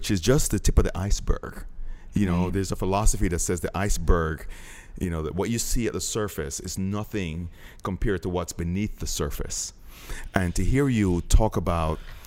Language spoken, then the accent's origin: English; Jamaica; I'm Jamaican